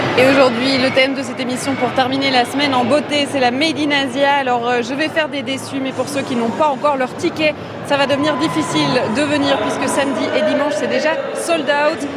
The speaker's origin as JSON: {"language": "French", "town": "Tourcoing", "region": "Hauts-de-France", "country": "France", "said": "je viens de Tourcoing"}